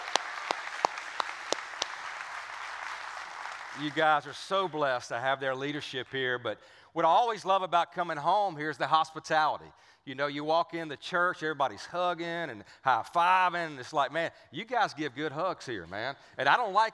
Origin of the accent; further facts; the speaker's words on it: Cajun Louisiana, United States; accent: Cajun; I grew up right down the street from here